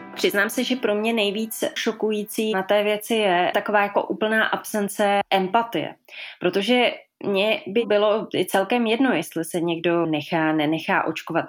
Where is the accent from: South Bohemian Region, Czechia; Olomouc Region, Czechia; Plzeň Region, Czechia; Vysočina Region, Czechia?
South Bohemian Region, Czechia; Písek; now in Prague, Czech Republic; Pocházím z Písku, ale už dlouhé roky žiju v Praze